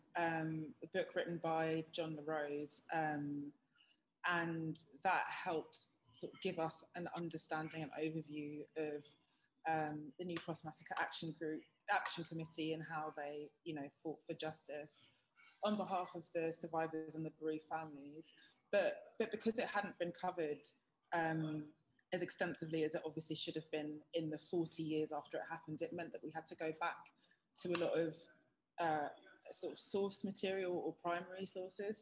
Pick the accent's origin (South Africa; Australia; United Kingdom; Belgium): United Kingdom; London; also born or lived in Mitcham; I'm from South London. I grew up in Wandsworth, live in Mitcham at the moment.